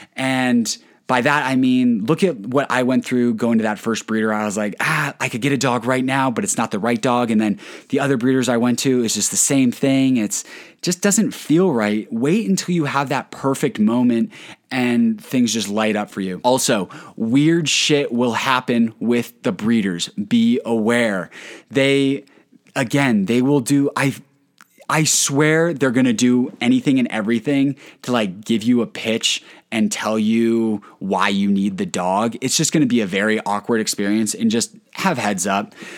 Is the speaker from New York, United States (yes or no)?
no; Colorado, United States; I'm from Colorado